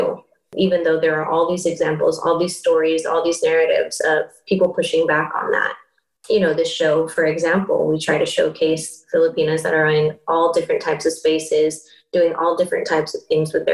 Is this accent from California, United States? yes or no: yes; Bay Area, California, United States; we grew up in the Bay Area here